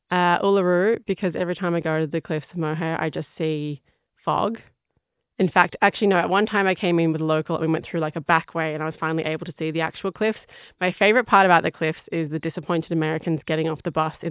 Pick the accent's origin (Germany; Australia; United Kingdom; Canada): Australia; Sydney, New South Wales; moved away as an adult; now in Ireland; I come from Western Sydney. It's a big NRL, so rugby league place.